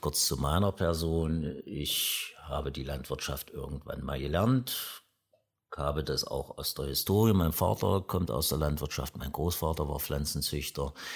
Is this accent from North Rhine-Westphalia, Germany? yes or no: no; Aschersleben, Saxony-Anhalt, Germany; Ich komme aus Aschersleben, wie gesagt, der ältesten Stadt in Sachsen-Anhalt